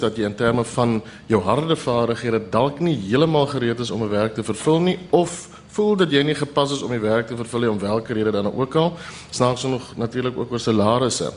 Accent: South Africa

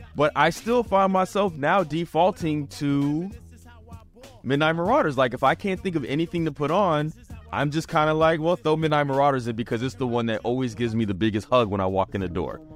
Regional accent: the South, United States; I grew up, I'm a Southerner, so a lot of West Coast music is what we got.

